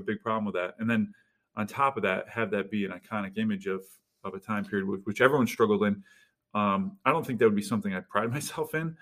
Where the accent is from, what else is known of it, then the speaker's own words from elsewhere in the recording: Utica, New York, United States; I'm from the Utica area